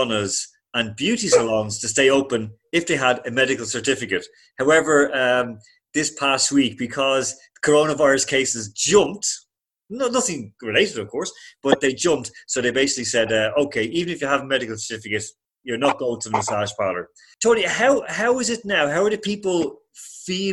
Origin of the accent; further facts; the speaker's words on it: Ireland; moved away; I hate the word expat, so we're all Irish